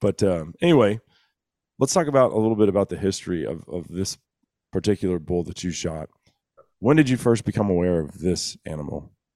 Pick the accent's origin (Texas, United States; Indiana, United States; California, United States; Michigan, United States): Texas, United States; my home state of Texas